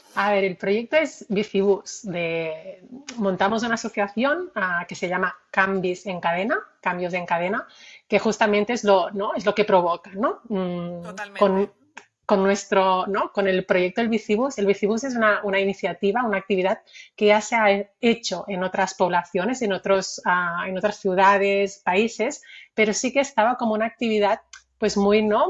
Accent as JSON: {"language": "Spanish", "town": "Barcelona", "region": "Catalonia", "country": "Spain", "tie": "born or raised there", "said": "soy nacida en Barcelona, también eh, estuve ah, con mis primeros años viviendo ¿no? en Barcelona"}